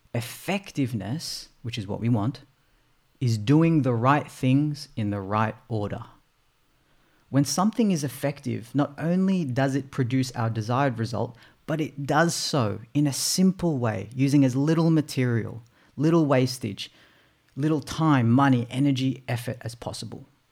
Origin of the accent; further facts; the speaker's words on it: Australia; also born or lived in Philippines; I was born in the Philippines. It's a third world country. We migrated here to Australia when I was eight months old.